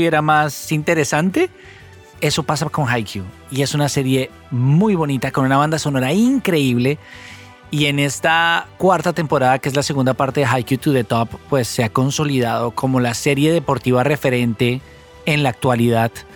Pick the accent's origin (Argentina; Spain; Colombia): Colombia; un país como el nuestro